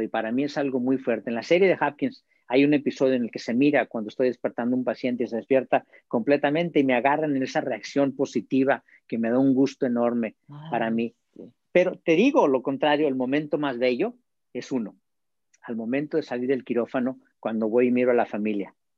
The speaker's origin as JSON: {"language": "Spanish", "country": "Mexico", "moved": "as an adult", "lives_now": "United States", "said": "soy mexicano"}